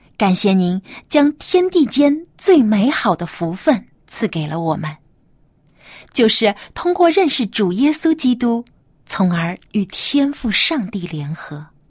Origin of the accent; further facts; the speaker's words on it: China; 是我们中国人最喜欢的汉字之一